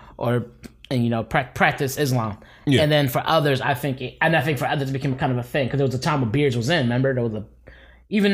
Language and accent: English; Philadelphia, Pennsylvania, United States; moved away as an adult; Philly, my hometown.